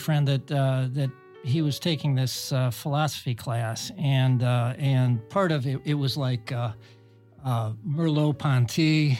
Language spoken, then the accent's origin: English; Cleveland, Ohio, United States; us from Cleveland